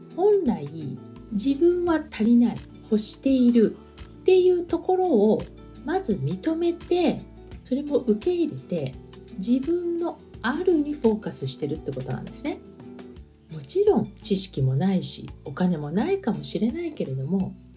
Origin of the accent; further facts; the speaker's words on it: Japan; now in France; 私も移民なんですね。日本の国籍を持った移民なんですけども